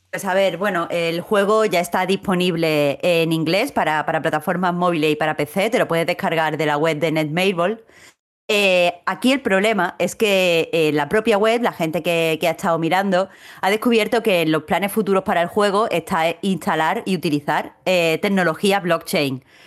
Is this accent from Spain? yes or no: yes; Andalusia, Spain; como andaluza